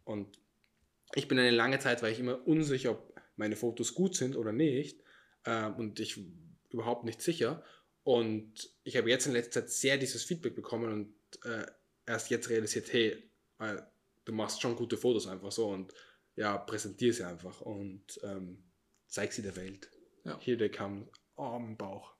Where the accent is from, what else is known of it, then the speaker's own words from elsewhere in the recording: Austria; Ich bin Österreicher.